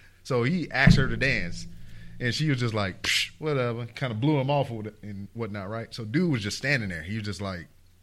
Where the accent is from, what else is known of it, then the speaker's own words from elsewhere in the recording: Lake Charles, Louisiana, United States; moved away as an adult; I'm from Lake Charles